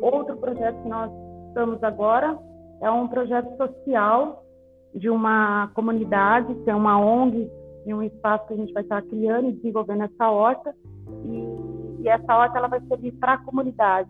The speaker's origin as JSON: {"language": "Portuguese", "town": "Alta Floresta", "region": "Mato Grosso", "country": "Brazil", "tie": "born or raised there", "moved": "as an adult", "lives_now": "São Paulo, Brazil", "said": "eu sou do interior de Alta Floresta, Mato Grosso, então desde muito pequena, sempre na, na roça com os meus pais"}